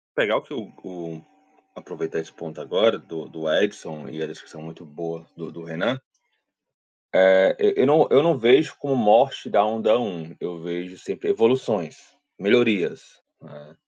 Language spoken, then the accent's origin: Portuguese; Ceará, Brazil; sou aqui do Ceará, né? então cearense